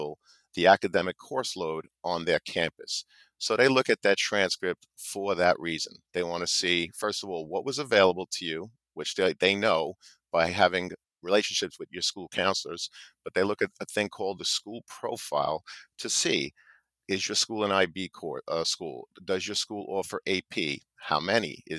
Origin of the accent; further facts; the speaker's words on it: New York, United States; I'm from New York